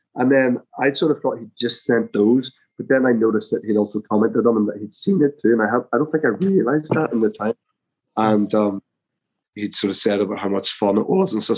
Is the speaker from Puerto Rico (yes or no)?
no; Belfast, Northern Ireland, United Kingdom; I'm from Belfast